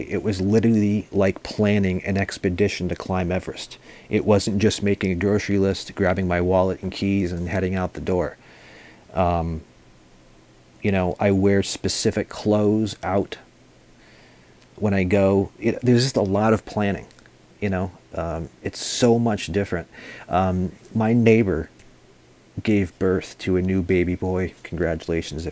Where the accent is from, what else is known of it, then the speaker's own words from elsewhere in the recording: just outside of Boston, Massachusetts, United States; I was born and raised just outside of Boston.